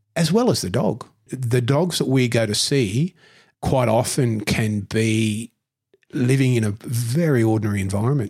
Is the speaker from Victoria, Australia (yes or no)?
no; Newcastle, New South Wales, Australia; I grew up in Newcastle